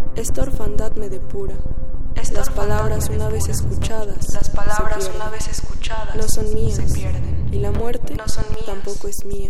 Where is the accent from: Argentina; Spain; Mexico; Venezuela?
Mexico; Aguascalientes; now in Mexico City, Mexico; Nací en Aguascalientes, pero actualmente vivo en la Ciudad de México.